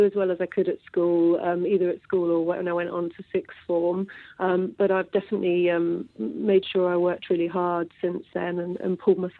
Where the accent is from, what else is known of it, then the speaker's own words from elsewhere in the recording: Yorkshire and the Humber, United Kingdom; But I was brought up in Yorkshire, single-parent family, brought up by my mum, really good relationship with my dad, state school educated